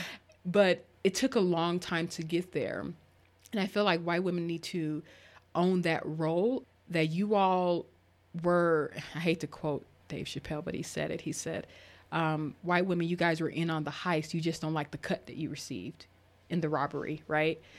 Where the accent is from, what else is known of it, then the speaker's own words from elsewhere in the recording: Arkansas, United States; moved away; also born or lived in Colorado; I grew up in, in, in Arkansas